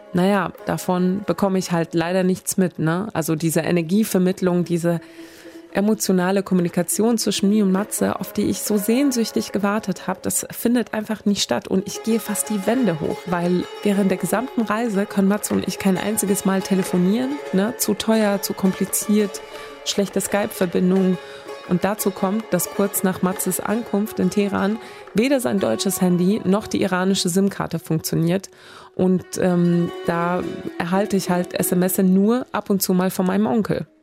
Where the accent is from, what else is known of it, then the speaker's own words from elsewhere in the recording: Sweden; also born or lived in Isfahan, Iran; now in Cologne, Germany; weil ich eben dort aufgewachsen bin